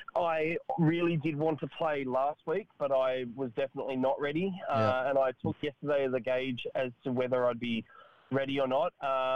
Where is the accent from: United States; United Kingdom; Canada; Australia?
Australia; Sydney, New South Wales; also born or lived in Katoomba, Blue Mountains; I'm Sydney, Katoomba born, Sydney bred. Grew up in Sydney.